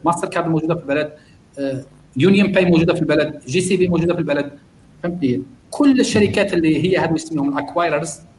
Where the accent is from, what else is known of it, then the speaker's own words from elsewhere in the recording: Algeria; now in Malaysia; عندنا في الجزائر